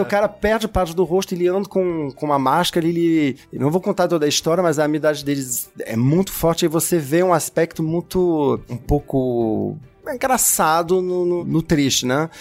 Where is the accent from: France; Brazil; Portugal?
France; Portuguese is a second language; moved away; para mim como francês